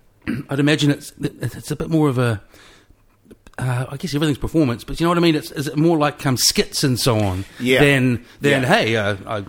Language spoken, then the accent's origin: English; Wellington, New Zealand; I'm from Wellington, so yeah.